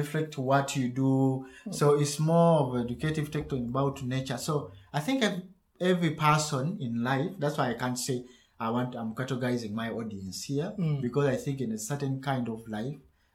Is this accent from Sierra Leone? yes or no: no; Uganda; first language Luganda; English is a second language; now in Germany; I do much of the Luganda, my mother's Prussian, that's my mother language